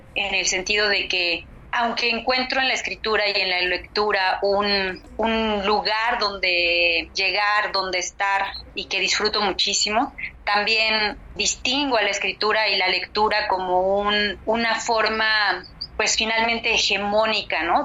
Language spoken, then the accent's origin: Spanish; Acatlán, Guerrero, Mexico; yo soy de Acatlán, que es una comunidad de aproximadamente 5.000, 6.000 habitantes eh, en el estado de Guerrero, en las faldas de la montaña baja del estado. Somos una comunidad náhuatl, yo nací y crecí aquí